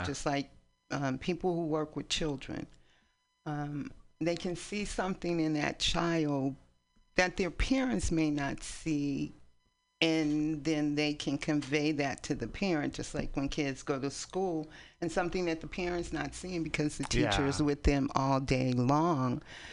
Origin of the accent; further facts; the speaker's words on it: East Palo Alto, California, United States; also born or lived in San Francisco; now in Oakland, United States; We grew up in East Palo Alto.